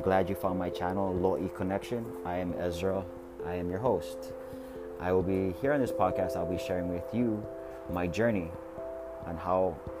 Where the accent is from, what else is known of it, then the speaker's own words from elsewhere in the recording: Oahu, Hawaii, United States; Here in Hawaii is where I was born and raised on Oahu.